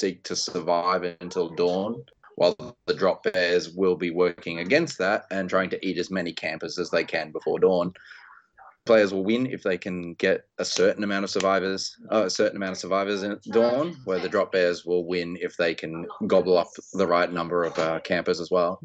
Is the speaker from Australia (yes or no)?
yes; Australia; being an Australian designer